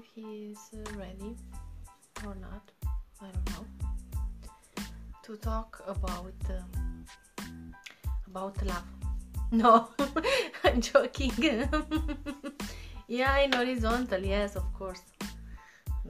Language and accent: English; Romania; now in Paris, France; I'm from Romania, Eastern.